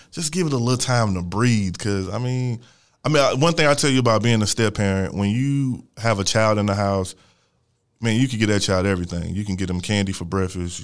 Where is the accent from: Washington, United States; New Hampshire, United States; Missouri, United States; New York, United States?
Missouri, United States; St. Louis; I'm from Missouri. I went to. Uh, I was in a program in Missouri when I went to school